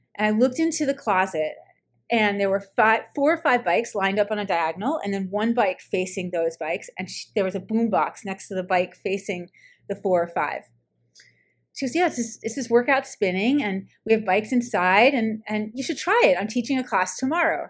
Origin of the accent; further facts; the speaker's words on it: New York, United States; moved away as an adult; also born or lived in Colorado; I'm from New York